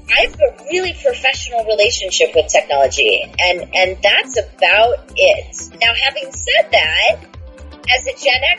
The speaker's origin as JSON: {"language": "English", "town": "Houston", "region": "Alaska", "country": "United States", "tie": "born or raised there", "said": "I'm originally from Houston, Alaska, which is a small town. It's a village on the road system in Alaska, 75 miles north of Anchorage. There was only 700 people, and so it was very isolated."}